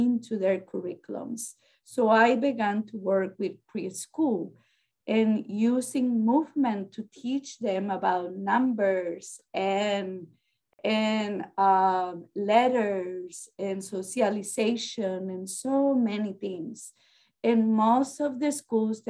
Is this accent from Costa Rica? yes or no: yes; Costa Rica; English is a second language; moved away as an adult; now in United States; And I am from Costa Rica in Central America. I have been in this country for probably about 30 years now.